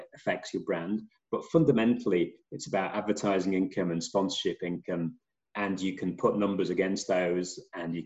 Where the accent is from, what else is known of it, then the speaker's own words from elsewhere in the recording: England, United Kingdom; As an Englishman